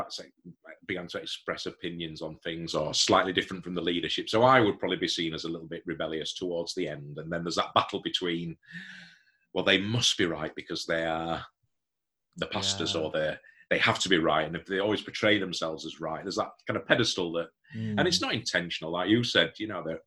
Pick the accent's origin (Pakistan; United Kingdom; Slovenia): United Kingdom; Hemsworth, Yorkshire and the Humber; When I left university, I came to my home, back to my hometown, and got involved in a small community church